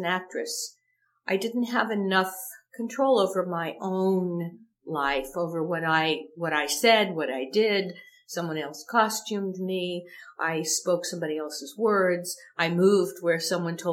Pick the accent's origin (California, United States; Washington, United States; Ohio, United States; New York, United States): Ohio, United States; moved away as an adult; now in Los Angeles, United States; I'm a kid from Ohio